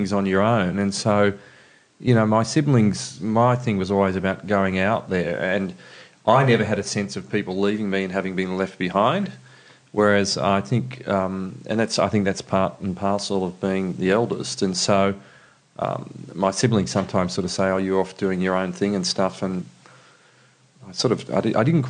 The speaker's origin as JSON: {"language": "English", "region": "northeastern Victoria", "country": "Australia", "tie": "born or raised there", "said": "I grew up on a farm just out of Maroubna in northeastern Victoria."}